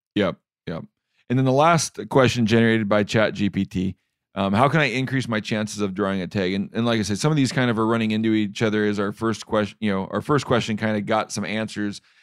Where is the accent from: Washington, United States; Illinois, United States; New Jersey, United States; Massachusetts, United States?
Washington, United States; When you're from Washington, like myself